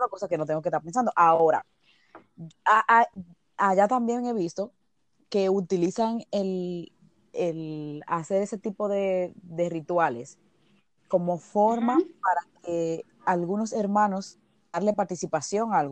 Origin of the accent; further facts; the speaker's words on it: Dominican Republic; now in Spain; cuando yo me mudé de República Dominicana aquí, a la iglesia actual que asisto en España